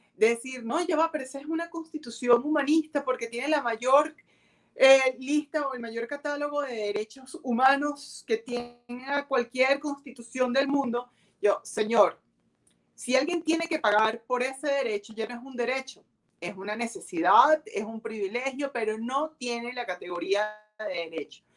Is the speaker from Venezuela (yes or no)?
yes; Venezuela; yo vivo en Venezuela, no pretendo todavía migrar